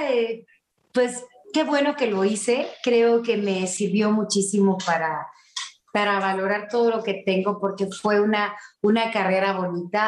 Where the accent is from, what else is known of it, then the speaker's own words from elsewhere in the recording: Querétaro, Mexico; yo soy queretana